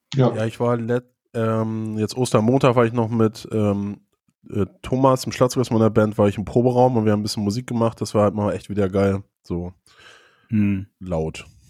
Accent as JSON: {"language": "German", "area": "Schleswig-Flensburg district", "region": "Schleswig-Holstein", "country": "Germany", "moved": "yes", "lives_now": "Hamburg, Germany", "said": "aus dem Kreis Schleswig-Flensburg, wo ich herkomme."}